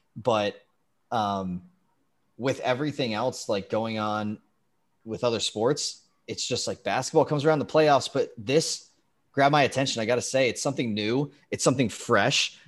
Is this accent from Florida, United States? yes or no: no; California, United States; I was growing up in California